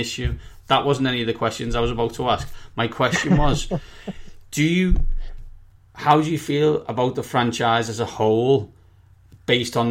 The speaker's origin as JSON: {"language": "English", "town": "Liverpool", "region": "North West England", "country": "United Kingdom", "said": "I'm from Liverpool."}